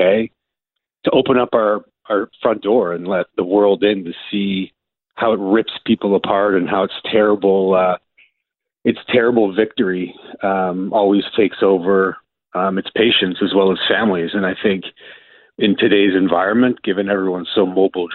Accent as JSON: {"language": "English", "town": "Milton", "region": "Ontario", "country": "Canada", "tie": "born or raised there", "said": "Growing up in Milton as a young boy"}